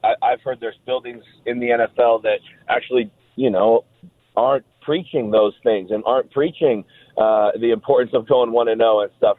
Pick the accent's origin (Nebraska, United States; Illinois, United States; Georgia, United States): Nebraska, United States; Omaha; moved away as an adult; I'm from Omaha, Nebraska.